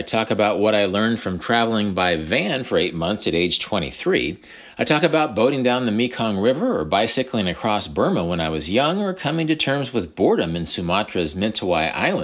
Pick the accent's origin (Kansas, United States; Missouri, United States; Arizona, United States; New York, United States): Kansas, United States; Wichita; I was working at a supermarket in Wichita, Kansas, my hometown